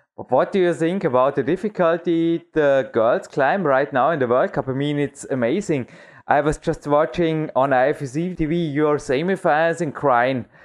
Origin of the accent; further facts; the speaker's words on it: Dornbirn, Vorarlberg, Austria; English is a second language; We have one of the biggest walls in Austria right here in my hometown